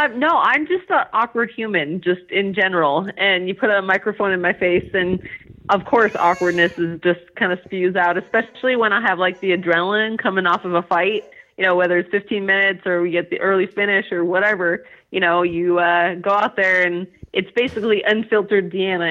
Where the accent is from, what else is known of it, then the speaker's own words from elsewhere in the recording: California, United States; also born or lived in Utah; now in New Jersey, United States; I'm from California originally